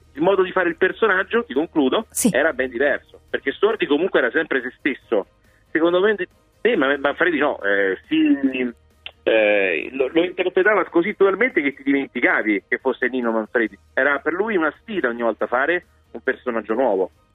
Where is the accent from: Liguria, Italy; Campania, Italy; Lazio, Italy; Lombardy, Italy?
Lazio, Italy; Rome; da romano